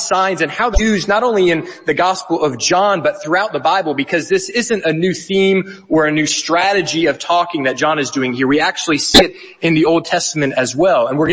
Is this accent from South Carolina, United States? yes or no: yes; South Carolina, United States; moved away as an adult; now in Edinburgh, United Kingdom; I am from the United States. My family moved to Edinburgh 3 years ago from South Carolina